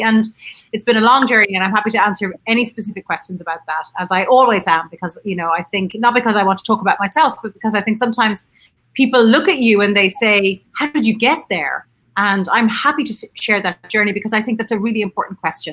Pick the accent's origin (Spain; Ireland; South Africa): Ireland; I'm an Irish physiotherapist. I'm sitting in Trinity College in Dublin